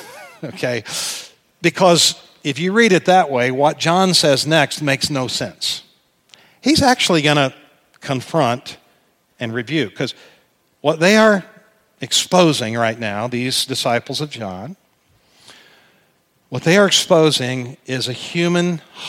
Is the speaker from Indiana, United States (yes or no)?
yes; Indianapolis, Indiana, United States; I'm from Indianapolis and a Colts fan